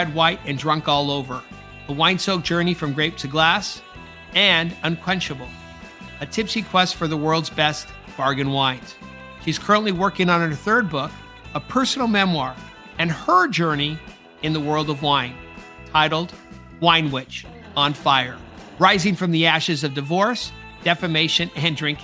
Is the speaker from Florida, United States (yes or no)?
no; California, United States; now in London, United Kingdom; California, the Golden State, my home state